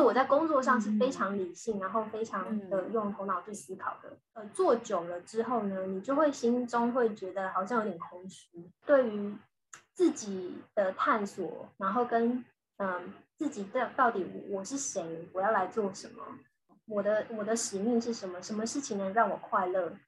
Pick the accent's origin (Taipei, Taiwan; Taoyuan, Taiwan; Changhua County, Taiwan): Changhua County, Taiwan; Changhua; moved away as an adult; also born or lived in Beijing / Shanghai / Singapore; now in Israel; 我现在呢，我是住在以色列，呃，我是台湾土生土长的台湾人这样，然后我是嗯。彰化的小孩